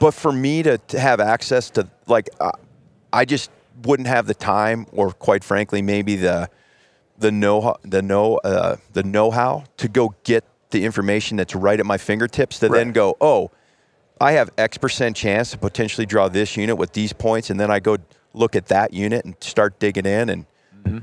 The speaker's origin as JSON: {"language": "English", "region": "Ohio", "country": "United States", "tie": "born or raised there", "said": "I grew up in Ohio"}